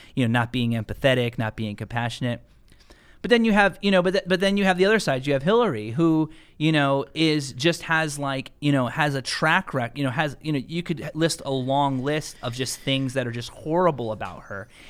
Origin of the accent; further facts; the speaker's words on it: United States; I'm an American, man, and I'm a proud American. You know, my father came here from Puerto Rico